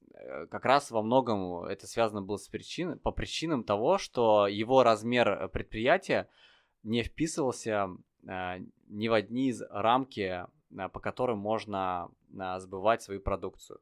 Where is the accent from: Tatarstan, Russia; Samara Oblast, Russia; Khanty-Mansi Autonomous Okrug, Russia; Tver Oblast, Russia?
Tver Oblast, Russia; also born or lived in Saint Petersburg; я родился в Питере, а потом а, мы с родителями переехали в Тверскую область